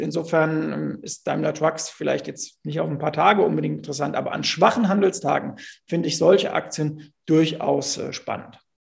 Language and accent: German; Bingen am Rhein, Rhineland-Palatinate, Germany; ich komme ja aus Bingen am Rhein